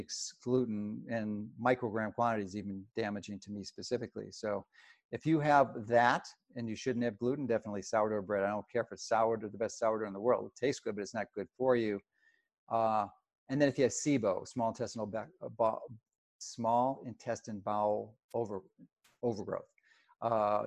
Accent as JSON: {"language": "English", "town": "Chicago", "region": "Illinois", "country": "United States", "tie": "born or raised there", "said": "I grew up in Chicago"}